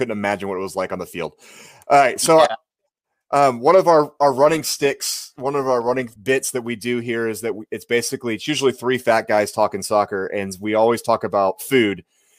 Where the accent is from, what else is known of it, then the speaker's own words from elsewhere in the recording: Orange County, California, United States; moved away; I grew up in Orange County.